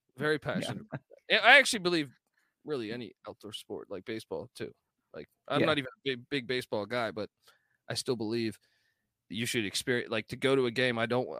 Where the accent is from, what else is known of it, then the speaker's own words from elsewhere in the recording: Ireland; but I'm an Irish guy, so I pretty much drink everything.